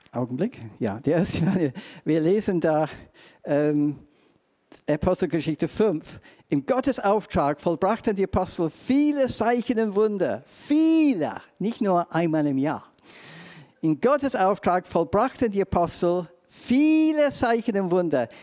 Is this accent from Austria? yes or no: no; England, United Kingdom; accent: English; German is a second language; now in Germany; ich komme aus England. Zweitens, ich habe einen ganz komischen deutschen Akzent